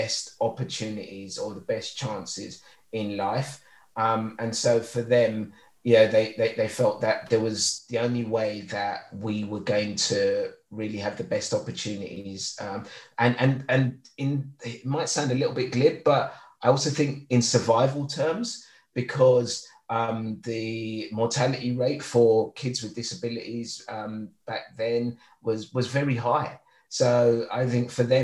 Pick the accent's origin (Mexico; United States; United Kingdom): United Kingdom; London; also born or lived in Lagos, Nigeria; growing up in East London, I came over in 1976